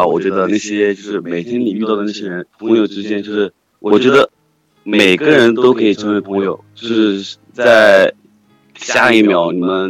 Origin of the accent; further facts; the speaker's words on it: Hunan, China; 我是湖南的。